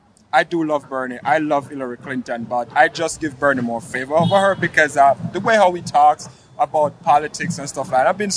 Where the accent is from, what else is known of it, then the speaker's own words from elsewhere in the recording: Jamaica; now in United States; Because I came here too. I'm from another country. I'm Jamaican.